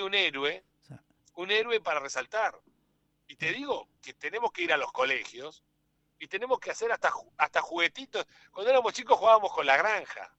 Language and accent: Spanish; Argentina